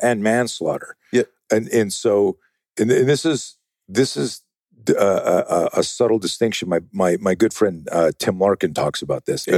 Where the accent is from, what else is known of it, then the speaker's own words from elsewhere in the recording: Canada; now in United States; I'm used to be uh, uh, Canadian.